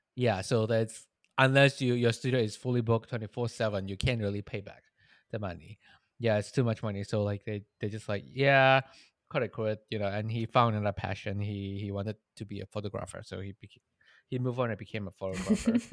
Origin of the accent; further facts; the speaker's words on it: Malaysia; moved away; I'm Malaysian.